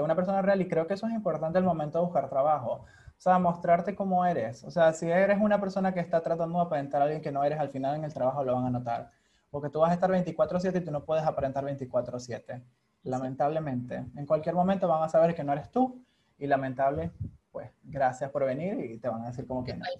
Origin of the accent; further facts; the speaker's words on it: Venezuela; moved away as an adult; also born or lived in Hungary; emigrar siendo venezolano